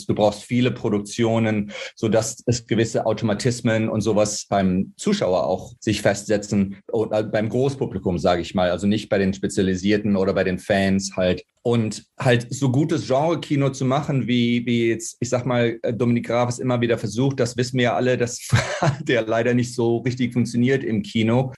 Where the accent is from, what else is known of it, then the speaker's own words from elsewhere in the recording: Cologne, North Rhine-Westphalia, Germany; moved away as an adult; now in Nebraska, United States; ich bin in Köln aufgewachsen, äh, Jahrgang 1969 äh, und 1992 in die USA gegangen